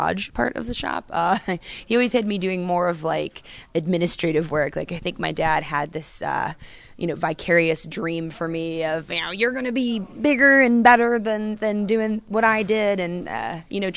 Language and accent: English; Daytona Beach, Florida, United States; growing up in Daytona, obviously motorcycles have a pretty big influence in Daytona.